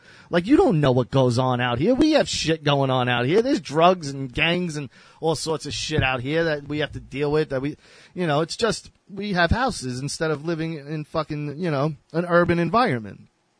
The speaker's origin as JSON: {"language": "English", "area": "Long Island", "region": "New York", "country": "United States", "tie": "born or raised there", "also_born_or_lived": "Texas / Houston", "said": "I was born in Texas, so I would always visit Texas. I was in Texas a lot all through my life. I'm actually going to move there in a few years. I love Texas. But I spent my whole life in New York."}